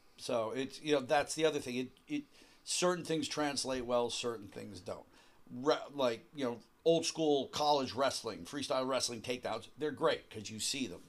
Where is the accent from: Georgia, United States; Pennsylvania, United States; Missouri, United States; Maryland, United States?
Pennsylvania, United States; Western; a kid growing up in Western Pennsylvania